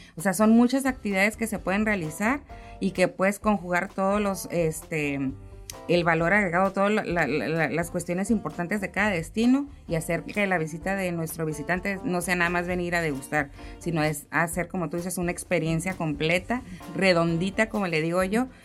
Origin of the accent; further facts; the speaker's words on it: Mexico; uno como mexicano